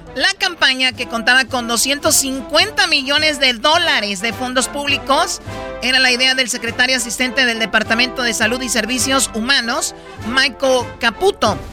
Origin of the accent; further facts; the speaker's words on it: Tepatitlán, Jalisco, Mexico; moved away; yo cuando era niña en Tepatitlán fui a escaramuza allá en Tepatitlán